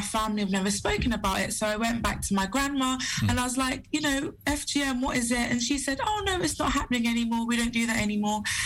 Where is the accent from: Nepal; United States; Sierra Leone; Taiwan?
Sierra Leone; I'm from Sierra Leone